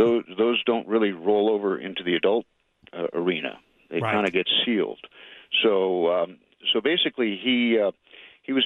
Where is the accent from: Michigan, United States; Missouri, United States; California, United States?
California, United States; Los Angeles; I grew up in the Brentwood.